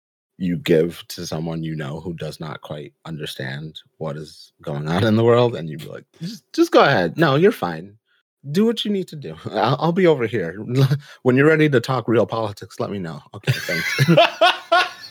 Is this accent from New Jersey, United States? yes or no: no; New York City, New York, United States; I'm from the Bronx, BX represent.